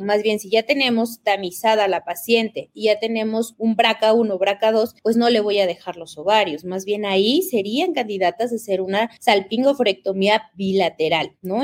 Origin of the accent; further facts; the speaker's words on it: Mexico; now in Ecuador; yo soy mexicana, siempre les digo orgullosamente mexicana viviendo en el Ecuador